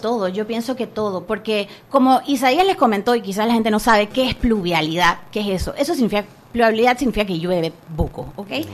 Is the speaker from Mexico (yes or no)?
no; Panama; nuestro país como panameños